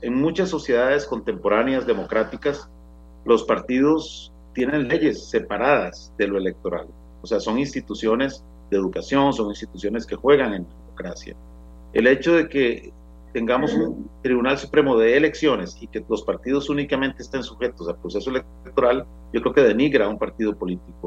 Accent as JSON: {"language": "Spanish", "country": "Costa Rica", "said": "como costarricense"}